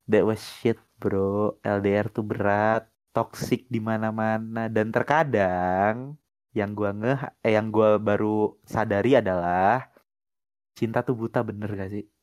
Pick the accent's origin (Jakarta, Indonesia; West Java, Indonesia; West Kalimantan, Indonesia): West Kalimantan, Indonesia; Pontianak; Tiap gue sebut Eh tiap orang Di kampung gue Di Pontianak bahkan Mau masuk pariwisata UPW usaha perjalanan wisata atau perhotelan nggak ada yang tahu NHI